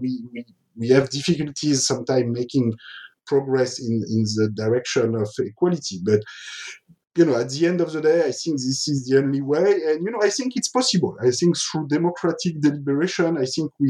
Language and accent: English; France; I grew up in France in the 1970s